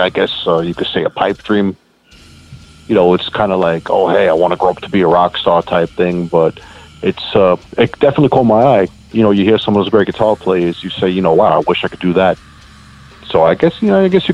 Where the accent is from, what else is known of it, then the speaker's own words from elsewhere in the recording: border of Nassau and Queens, New York, United States; I'm actually right on the border of Nassau and Queens. Been around here my whole life.